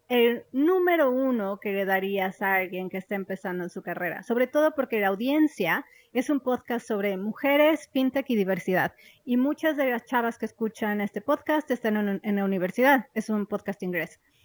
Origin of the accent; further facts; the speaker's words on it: Mexico; moved away as an adult; also born or lived in London; yo crecí en México